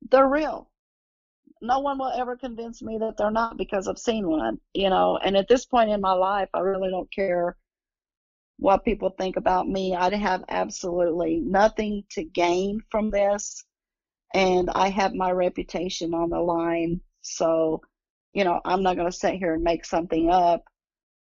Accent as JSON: {"language": "English", "area": "Pine Mountain", "region": "Kentucky", "country": "United States", "tie": "born or raised there", "moved": "yes", "lives_now": "Indianapolis, United States", "said": "my hometown in Kentucky. They were on Pine Mountain. And that's where I'm from"}